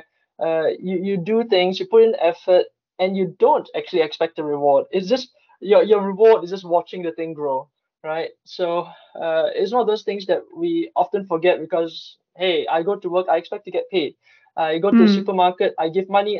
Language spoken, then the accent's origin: English; Singapore; now in Stockholm, Sweden; I come from Singapore